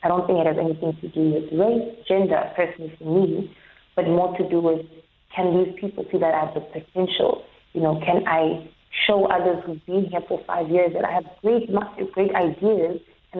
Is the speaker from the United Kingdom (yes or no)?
no; Johannesburg, Gauteng, South Africa; now in Cape Town, South Africa; from Johannesburg.